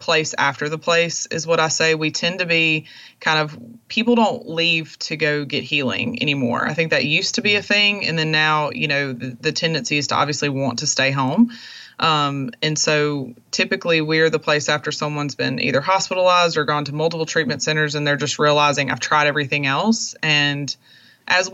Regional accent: Monroe, Louisiana, United States; moved away; my hometown in Monroe, Louisiana

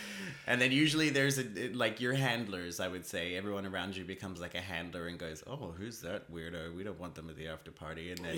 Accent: Australia; I'm an Australian.

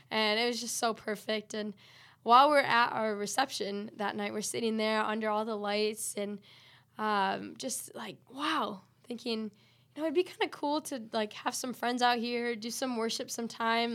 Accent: West Michigan, United States; I am originally, I grew up here

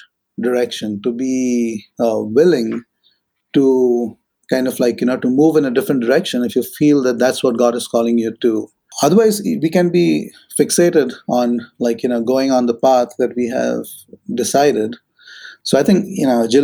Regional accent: Maharashtra, India; moved away; where I grew up in Maharashtra in India

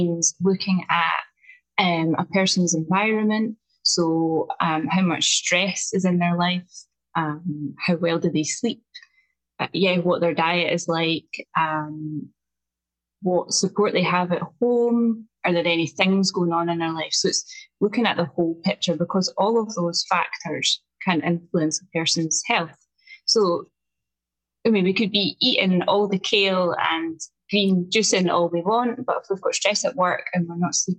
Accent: Scotland, United Kingdom; accent: strong Scottish (rolled R's); I'm coming to you today from just outside Edinburgh in Scotland. So as we've already found out, my accent is quite strong. I roll my R's

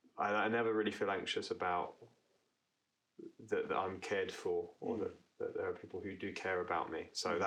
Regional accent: London, United Kingdom; I was born in 1989 and I grew up in Newham.

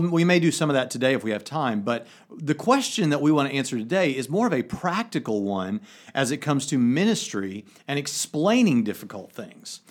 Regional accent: United States; I'm the American

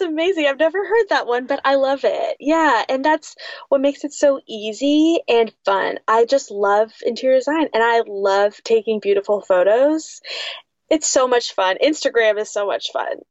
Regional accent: West Coast, United States; growing up on the West Coast, that's where I'm from.

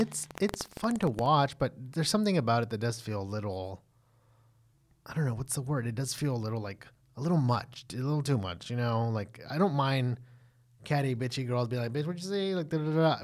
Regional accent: Texas, United States; we're from the South or what can be considered the South, we're from Texas

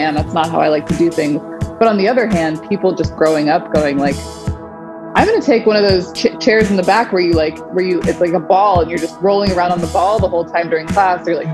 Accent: the Northwest, outside of Seattle and Olympia, Washington, United States; mostly like outside of Seattle and Olympia

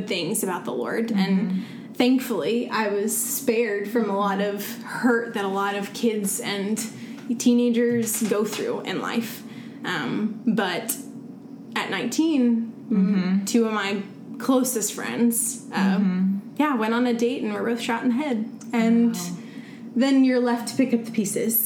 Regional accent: Central Virginia, United States; moved away; I'm from Central Virginia

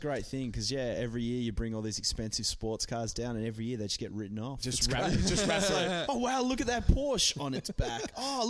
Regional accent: Hobart, Tasmania, Australia; born or raised there; moved away as an adult; now in Sydney, Australia

